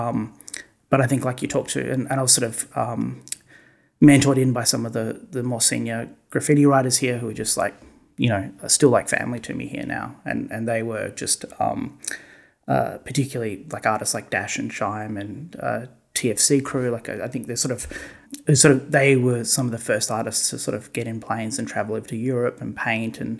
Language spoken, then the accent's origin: English; Perth, Western Australia, Australia; moved away as an adult; also born or lived in New York / Ohio; Perth, my hometown